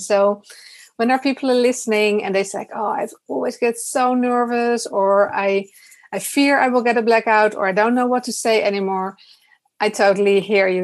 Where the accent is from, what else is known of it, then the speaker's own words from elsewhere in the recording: Netherlands; also born or lived in Utrecht; I'm from the Netherlands.